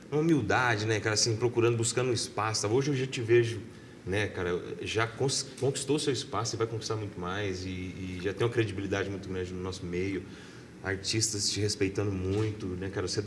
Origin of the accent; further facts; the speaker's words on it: Morrinhos, Goiás, Brazil; Sou de Morrinhos.